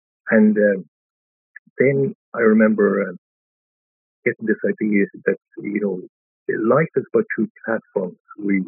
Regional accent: Dundee, Scotland, United Kingdom; Now, the fact that I had the power to choose was totally lost on me growing up in Dundee.

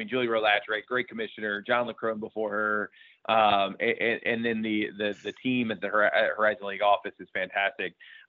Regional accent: Indianapolis, Indiana, United States; born and raised in Indianapolis, right? So this is my backyard.

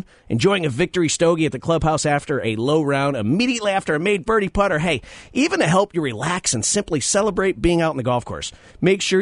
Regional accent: Connecticut, United States; I grew up in Connecticut, Wes, so I grew up a Giants fan

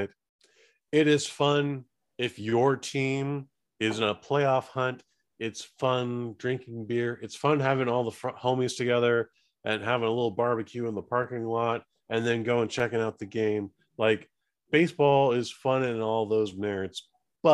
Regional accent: California, United States; being born and raised in California

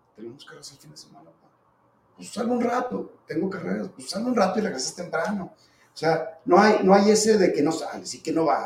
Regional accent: Zacatecas, Mexico; como zacatecano

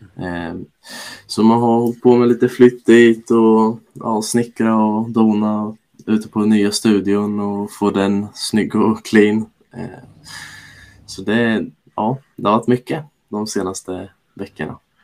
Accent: Norrköping, Östergötland, Sweden; jag är ju född och uppvuxen i Norrköping

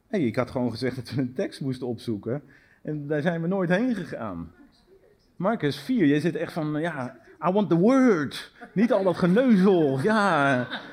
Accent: Netherlands; ons als Nederlanders

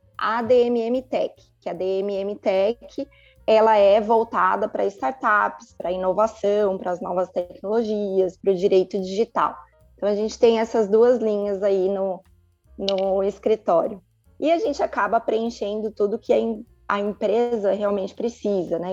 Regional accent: São Paulo, Brazil; moved away as an adult; now in Sumaré, Brazil; Eu sou de São Paulo

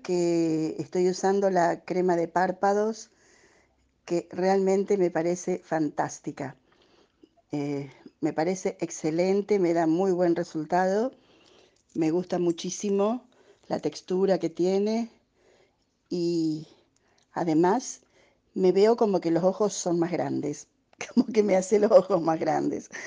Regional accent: Rosario, Santa Fe, Argentina; soy de Rosario

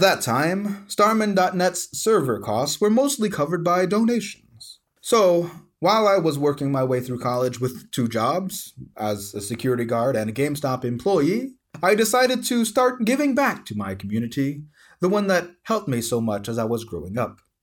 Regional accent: South Louisiana, United States; moved away as an adult; now in Tucson, United States; I was born and raised in South Louisiana

